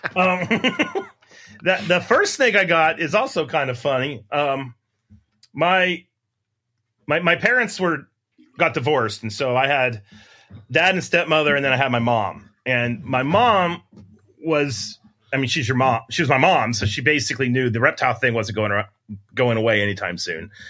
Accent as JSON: {"language": "English", "town": "Wheeling", "region": "West Virginia", "country": "United States", "tie": "born or raised there", "also_born_or_lived": "Huntington, West Virginia", "said": "I grew up in Wheeling where we have, like, t, five snake species"}